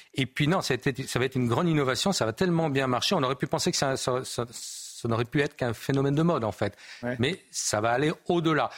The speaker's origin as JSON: {"language": "French", "country": "France", "said": "nous, en tant que Français"}